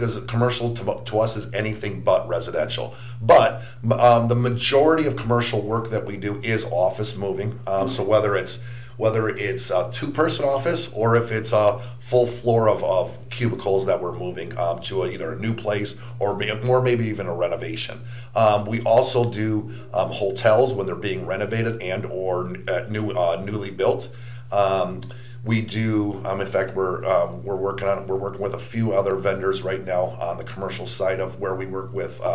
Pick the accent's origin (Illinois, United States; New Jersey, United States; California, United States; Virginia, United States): Illinois, United States; Chicago; moved away as an adult; also born or lived in Milwaukee, Wisconsin; now in Wilmington, United States; I'm originally from the Midwest, born and raised in Chicago, lived in Milwaukee for several years